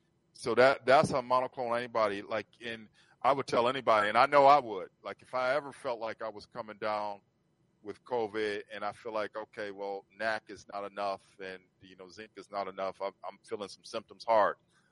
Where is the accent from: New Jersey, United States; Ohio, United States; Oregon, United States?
Ohio, United States; born there; I was born in Ohio.